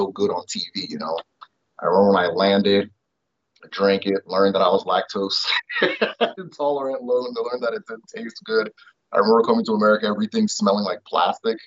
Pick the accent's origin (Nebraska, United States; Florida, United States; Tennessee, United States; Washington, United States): Nebraska, United States; also born or lived in Nigeria / Imo State, Nigeria; So I ended up growing up in Nebraska for a lot of times